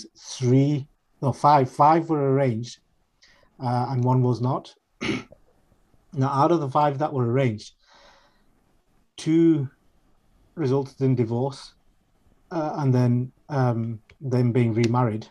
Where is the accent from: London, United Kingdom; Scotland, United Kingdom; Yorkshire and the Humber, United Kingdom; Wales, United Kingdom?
Yorkshire and the Humber, United Kingdom; Sheffield; a British Bengali raised in Sheffield